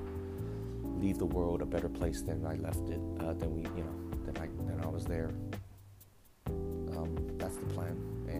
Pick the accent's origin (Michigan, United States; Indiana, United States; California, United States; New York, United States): California, United States; Bay Area; I was born and raised out here in the Bay Area